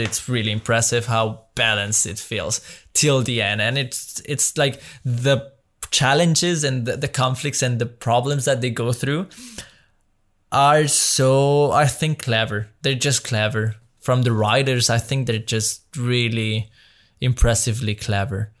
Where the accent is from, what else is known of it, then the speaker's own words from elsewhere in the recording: Mexico; moved away as an adult; now in Belgium; I grew up in Mexico my Like, since I was three till I was nineteen, I spent my life in Mexico.